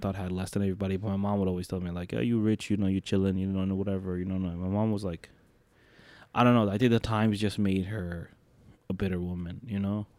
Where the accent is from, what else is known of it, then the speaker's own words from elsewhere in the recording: Detroit, Michigan, United States; also born or lived in New York; I grew up in Detroit